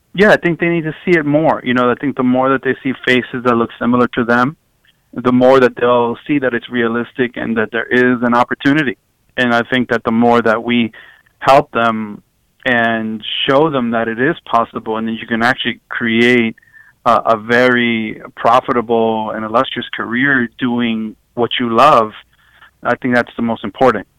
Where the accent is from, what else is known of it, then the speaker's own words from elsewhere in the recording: New York City, New York, United States; growing up um, at in Queens